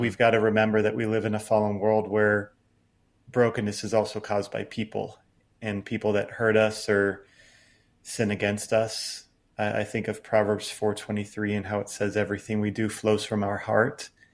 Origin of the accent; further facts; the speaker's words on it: United States; growing up in American evangelicalism